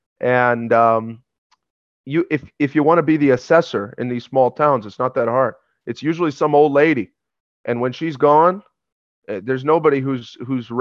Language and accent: English; upstate New York, United States; I'm from upstate New York